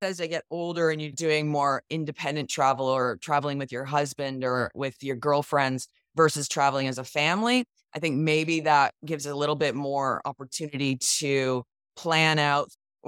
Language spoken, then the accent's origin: English; Canada; As a Canadian, I have never done that.